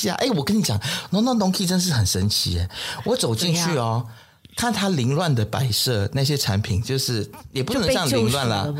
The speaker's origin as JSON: {"language": "Chinese", "country": "Malaysia", "said": "身为马来西亚人，你看看你自己，我们"}